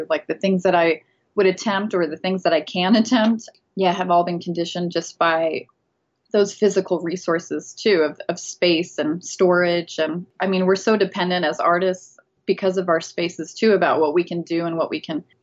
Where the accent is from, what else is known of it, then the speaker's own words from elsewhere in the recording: Las Cruces, New Mexico, United States; also born or lived in Oaxaca, Mexico; I'm from Las Cruces, New Mexico. It's a border town, so we're right at the bottom of New Mexico, right next to Texas. So we're right next to El Paso, Texas, and Juarez, Mexico. So I grew up here